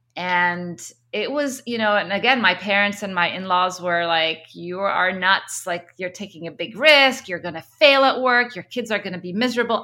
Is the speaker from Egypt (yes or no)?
yes; Egypt; moved away; also born or lived in Kuwait; I was born in Egypt. Um, both my parents are Egyptian